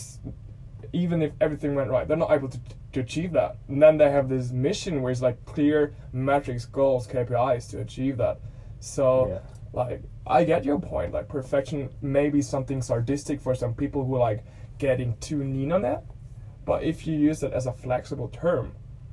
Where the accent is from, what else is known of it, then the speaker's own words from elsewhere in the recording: Germany; first language German; English is a second language; moved away as an adult; now in Australia; English is not my native language